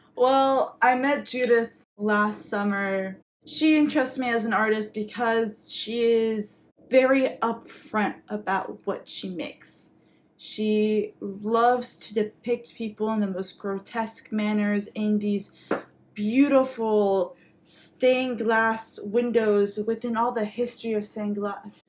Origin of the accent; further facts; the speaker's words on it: Quebec, Canada; my Quebecois identity and um, being Franco Canadian